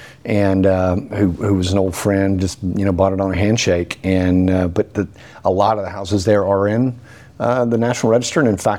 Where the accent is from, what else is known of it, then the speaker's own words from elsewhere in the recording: Chattanooga, Tennessee, United States; also born or lived in New York; I grew up in North Chattanooga, so I know North Chattanooga like the back of my hand.